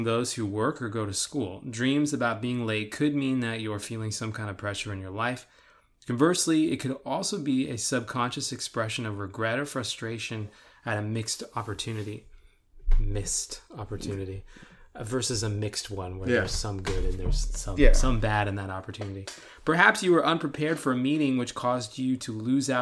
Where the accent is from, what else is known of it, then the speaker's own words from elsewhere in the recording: California, United States; now in Texas, United States; Growing up in California